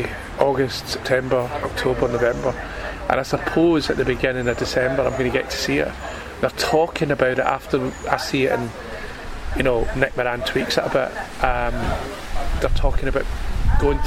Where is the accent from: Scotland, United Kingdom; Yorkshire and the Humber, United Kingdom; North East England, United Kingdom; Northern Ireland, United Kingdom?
Scotland, United Kingdom; Glasgow; growing up in Glasgow